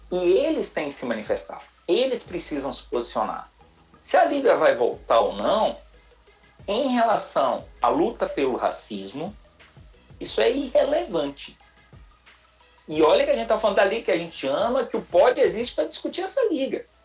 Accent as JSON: {"language": "Portuguese", "town": "Salvador", "region": "Bahia", "country": "Brazil", "said": "Eu também sou daqui de Salvador."}